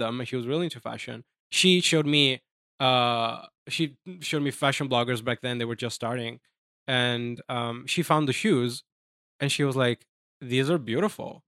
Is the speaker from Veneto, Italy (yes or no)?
yes; Jesolo, Veneto, Italy; English is a second language; moved away as an adult; now in New York City, United States; I'm from Italy. I'm from a small town, uh, called Jesulo